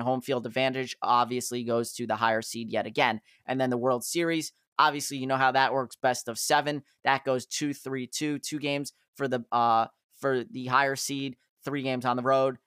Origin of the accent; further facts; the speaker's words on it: New Jersey, United States; my hometown